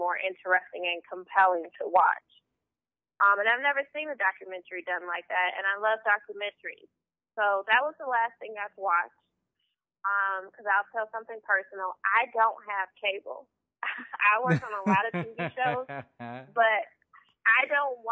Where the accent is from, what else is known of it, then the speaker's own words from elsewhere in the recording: Chicago, Illinois, United States; I'm from Chicago, born and raised